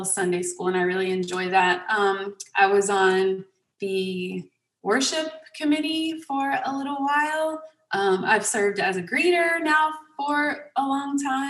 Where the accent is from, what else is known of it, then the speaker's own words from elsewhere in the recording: Sauk Rapids, Minnesota, United States; also born or lived in Crawfordville; I grew up there and was really involved with the youth